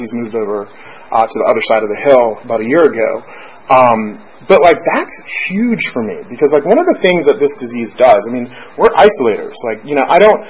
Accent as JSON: {"language": "English", "region": "South Florida", "country": "United States", "tie": "born or raised there", "said": "I grew up in South Florida"}